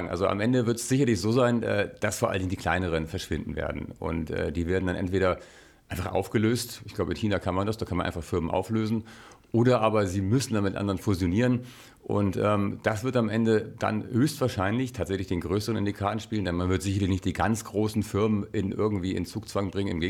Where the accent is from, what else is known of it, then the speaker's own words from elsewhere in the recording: Germany; ich bin ja hier in Deutschland aufgewachsen, wir haben sowas nicht.